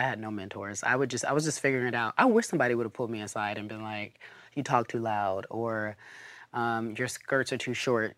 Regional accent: Pasadena, California, United States; So, we moved to Pasadena after, you know, a little bit of rigmarole, and then I grew up in Pasadena

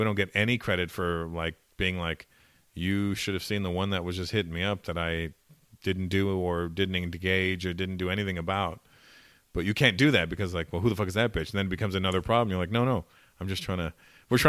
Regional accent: Toronto, Ontario, Canada; growing up in Toronto, a lot of the black, most of the black community is West Indian

